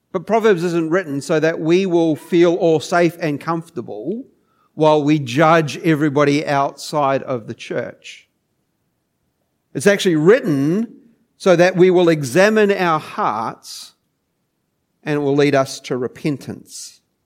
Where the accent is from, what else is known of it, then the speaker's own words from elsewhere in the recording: New Zealand; moved away as an adult; now in Geelong, Australia; I, I grew up in New Zealand